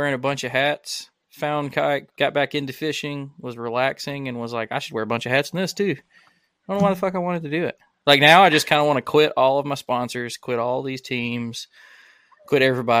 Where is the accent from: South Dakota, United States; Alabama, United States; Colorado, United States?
Alabama, United States; northern; I'm also from Alabama. I'm from the northern end.